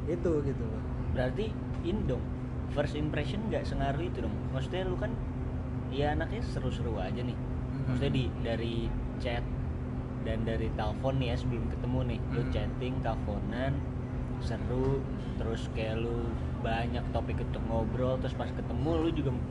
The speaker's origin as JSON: {"language": "Indonesian", "region": "Java", "country": "Indonesia", "said": "gue tuh emang orang Jawa cuma gue kalau dengar orang napak itu gue kurang masuk lah"}